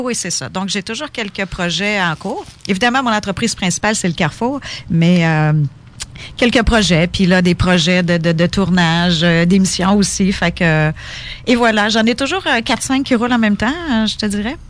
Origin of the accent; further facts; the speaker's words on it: Quebec, Canada; also born or lived in Ontario; je suis québécoise, je suis québécoise